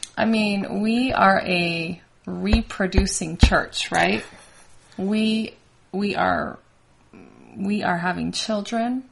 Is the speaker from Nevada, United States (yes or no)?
yes; Las Vegas, Nevada, United States; moved away; also born or lived in Bozeman; I grew up in Vegas